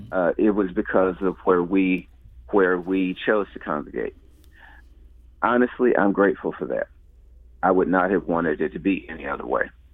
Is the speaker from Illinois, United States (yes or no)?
no; St. Louis, Missouri, United States; I grew up in the Ville. Uh, lived there most of my life